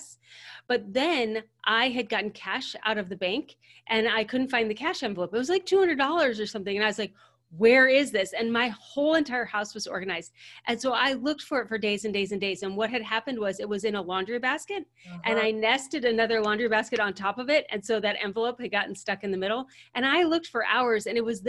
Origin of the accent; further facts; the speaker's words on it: United States; So as Americans, so we are American women